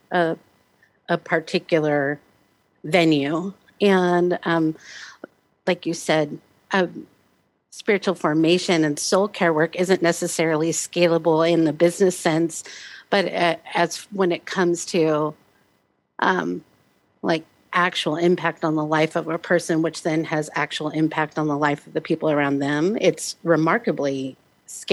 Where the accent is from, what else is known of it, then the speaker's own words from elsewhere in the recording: Omaha, Nebraska, United States; Originally Omaha, Nebraska.